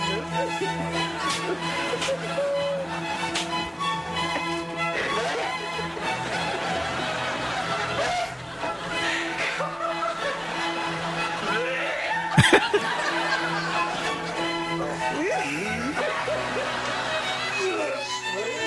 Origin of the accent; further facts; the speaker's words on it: Singapore; accent: Singlish; moved away as an adult; now in Mobile, United States; I'm originally from Singapore, so you have some Singlish tonight